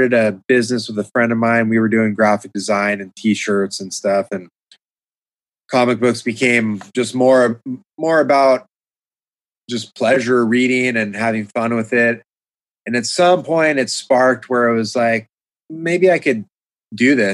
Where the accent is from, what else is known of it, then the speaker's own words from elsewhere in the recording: San Diego, California, United States; I grew up in San Diego